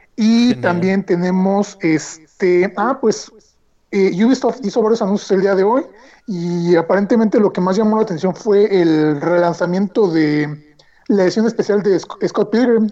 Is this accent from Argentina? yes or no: no; Mexico; nosotros como mexicanos